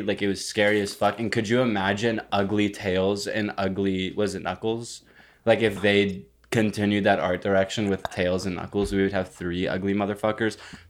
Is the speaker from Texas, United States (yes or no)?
yes; Granbury, Texas, United States; now in Los Angeles, United States; Well, in my hometown in shit-ass nowhere, Texas